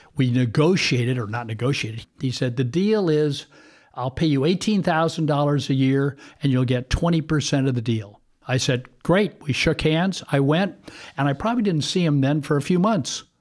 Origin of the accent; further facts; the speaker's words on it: Bay Area, California, United States; I grew up, uh, locally in the Bay Area